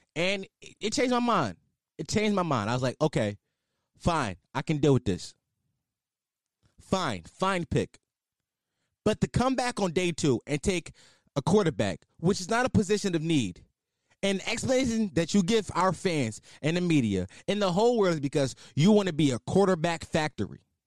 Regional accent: Philadelphia, Pennsylvania, United States; I am a Philadelphian, and I am a fan of the Philadelphia Eagles

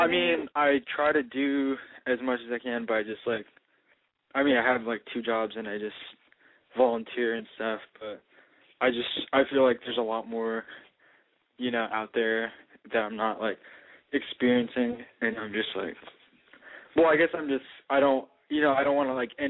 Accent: Portland, Oregon, United States; I'm from Portland, Oregon, and I'm 25 years old.

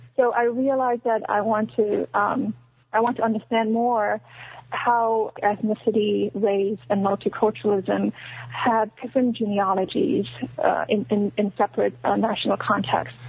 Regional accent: China; moved away as an adult; also born or lived in Shanghai, China; now in United States; I was born in China, um, and then I went to college in China in Shanghai

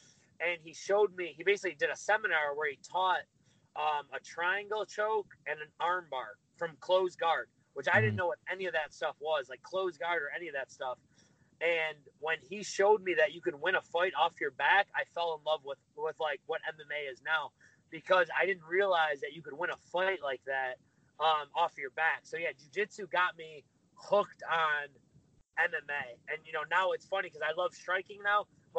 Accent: Lewiston, New York, United States; moved away as an adult; also born or lived in Buffalo, New York; now in Tampa, United States; I grew up in Buffalo, New York, a little small town called Lewiston

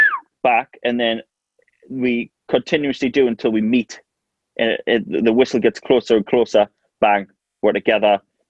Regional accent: North East England, United Kingdom; I think it's in the northeast in general. Obviously, it's a massive football place up here

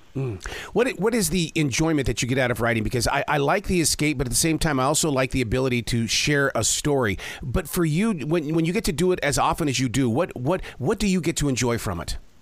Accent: Montana, United States; I grew up in Montana

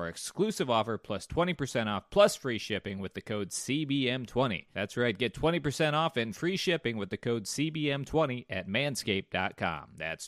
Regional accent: South Dakota, United States; I'm from South Dakota.

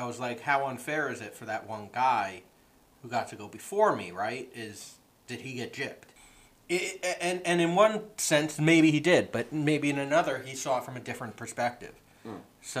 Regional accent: Oxford, Connecticut, United States; I'm actually from Oxford

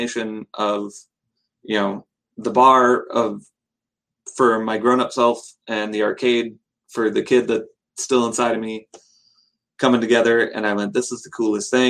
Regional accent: Madison, Wisconsin, United States; I grew up here in Madison, Wisconsin, went to school here

